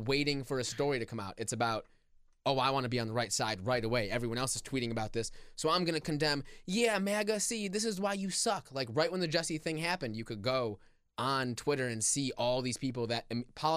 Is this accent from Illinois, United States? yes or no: yes; Chicago, Illinois, United States; I'm from Chicago.